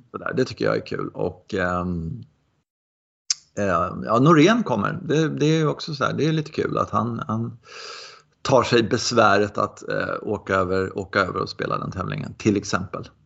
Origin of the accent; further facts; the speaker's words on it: Sweden; man är ju så blind som svensk